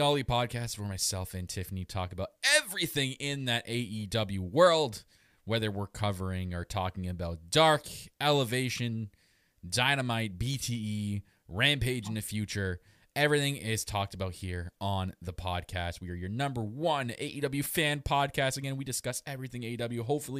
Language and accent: English; Canada; I am your Canadian Prince